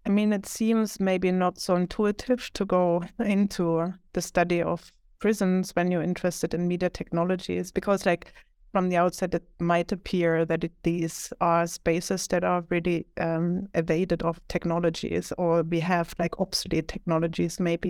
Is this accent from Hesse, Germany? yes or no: no; Leipzig, Saxony, Germany; moved away as an adult; also born or lived in Philadelphia; now in Sweden; I'm originally from Germany, more specifically Leipzig, which is like one and a half hours from Berlin in the former eastern part of Germany